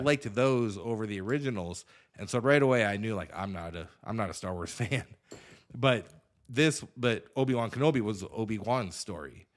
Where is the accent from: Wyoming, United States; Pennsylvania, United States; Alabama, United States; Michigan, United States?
Wyoming, United States; Douglas; I'm from Douglas